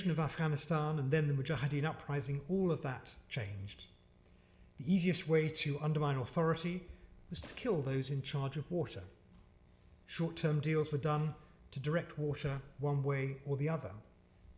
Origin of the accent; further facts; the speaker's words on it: United Kingdom; also born or lived in Pakistan; as British people